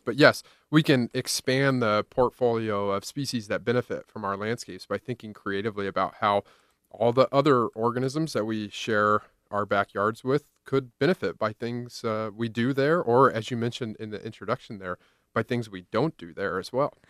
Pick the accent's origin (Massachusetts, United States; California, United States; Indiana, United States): Indiana, United States; now in Iowa, United States; I drove across Iowa, Illinois, to my hometown of Indiana